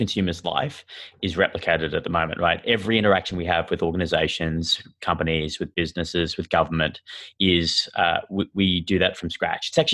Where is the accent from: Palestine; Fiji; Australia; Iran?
Australia; accent: Australian; moved away as an adult; now in San Francisco, United States; you can tell from my sort of funny accent that I'm Australian, and I moved here recently this year